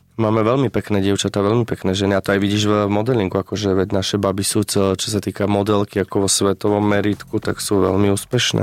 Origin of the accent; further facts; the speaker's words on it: central Slovakia, Slovakia; also born or lived in Bratislava; now in Prague, Czech Republic; ja som zo stredného Slovenska, žijem v Prahe 12 rokov